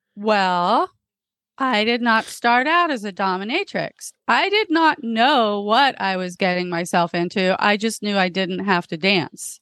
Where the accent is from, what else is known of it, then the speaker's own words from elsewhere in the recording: Florida, United States; moved away as an adult; also born or lived in England; now in Los Angeles, United States; I grew up in Florida